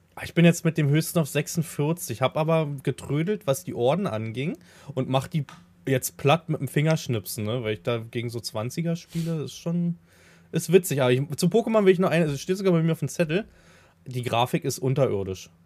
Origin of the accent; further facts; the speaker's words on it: Havelland, Brandenburg, Germany; ich komme ja aus dem Hafeland